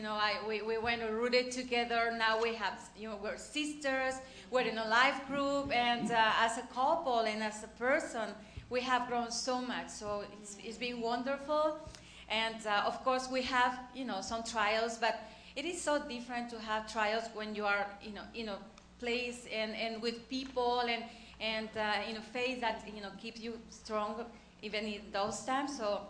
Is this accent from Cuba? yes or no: no; Mexico; English is a second language; moved away as an adult; when I came from Mexico, I was just like, I became Christian like 6 months before or 1 year before, something like that.